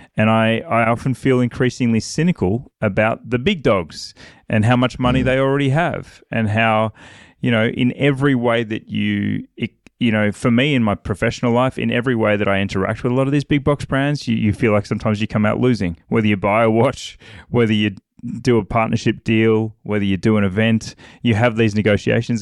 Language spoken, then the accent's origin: English; Australia; I'm an Aussie